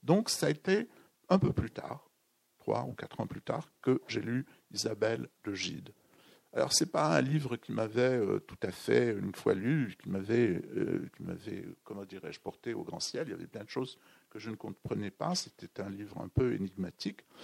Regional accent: Béchar, Béchar Province, Algeria; moved away; mon enfance au Sahara

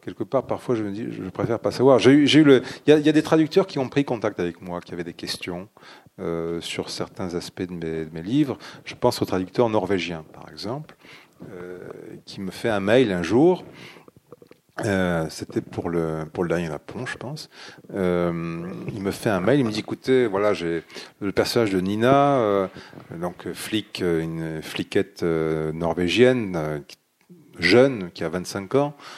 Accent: Dax, Nouvelle-Aquitaine, France; moved away as an adult; now in Sweden; Je suis né à Dax.

